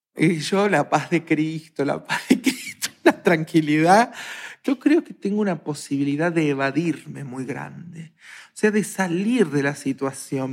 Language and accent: Spanish; Argentina; soy argentina